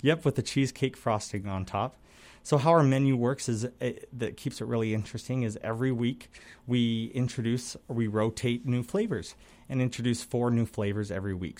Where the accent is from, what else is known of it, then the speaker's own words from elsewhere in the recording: Salt Lake City, Utah, United States; also born or lived in Minnesota; now in Wisconsin, United States; I'm from Salt Lake